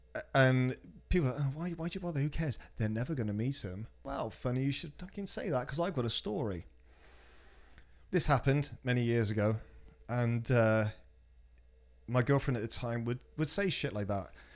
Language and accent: English; Cheltenham, South West England, United Kingdom; moved away; from my hometown, Cheltenham